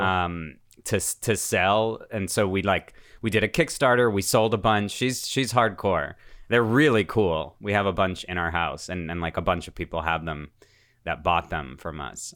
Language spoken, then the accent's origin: English; United States; also born or lived in Russia; I moved here from Russia when I was seven years old